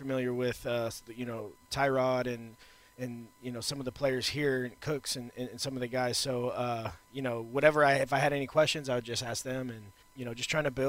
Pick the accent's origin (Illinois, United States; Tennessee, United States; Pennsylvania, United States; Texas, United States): Texas, United States; Houston; also born or lived in Austin; I'm from Texas. I'm from Houston. Got a lot of friends here. So it's been great to be in the hometown and playing ball.